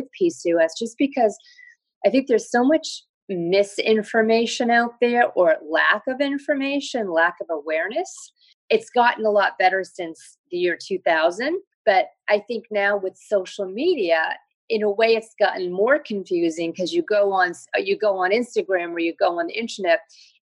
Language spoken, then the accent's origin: English; New York, United States; I'm a New Yorker. I live in New York